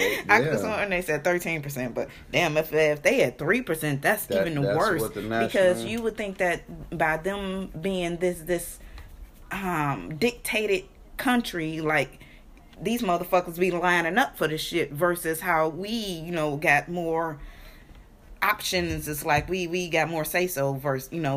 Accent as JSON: {"language": "English", "region": "Michigan", "country": "United States", "tie": "born or raised there", "said": "growing up in Michigan"}